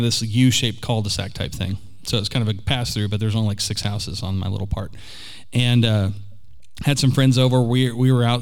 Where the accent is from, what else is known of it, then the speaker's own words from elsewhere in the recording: Oklahoma City, Oklahoma, United States; also born or lived in Pittsburgh, Pennsylvania; I was born here in Oklahoma City and lived here until I was about, and more actually, for most of my childhood